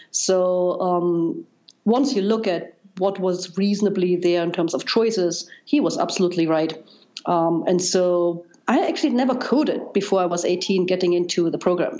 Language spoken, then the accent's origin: English; East Germany, Germany; English is a second language; moved away as an adult; also born or lived in Darmstadt, Germany; now in United States; as you probably can tell by now by my accent, I, I grew up in Germany, and East Germany uh, uh